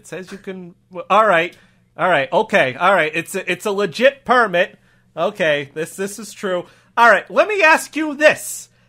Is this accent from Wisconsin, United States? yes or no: yes; Wisconsin, United States; accent: Texas; I was raised in Wisconsin, you know, by a man from Texas, my father, and I picked up this accent.